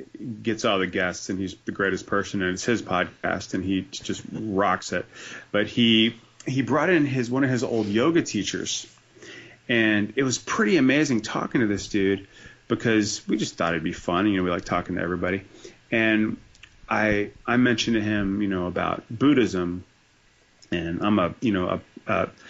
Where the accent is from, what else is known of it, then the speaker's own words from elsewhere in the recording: New Jersey, United States; It's Jersey represent, man. I'm a proud citizen